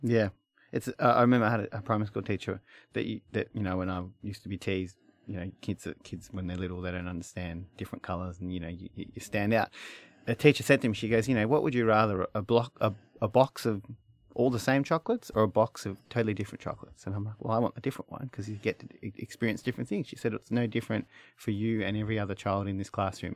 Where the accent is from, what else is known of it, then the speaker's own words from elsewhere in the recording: Australia; accent: broad Australian; I have a very broad Australian accent